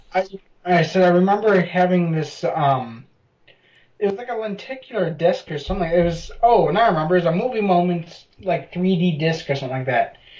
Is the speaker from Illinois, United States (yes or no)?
yes; Chicago, Illinois, United States; now in San Diego, United States; I'm from Chicago.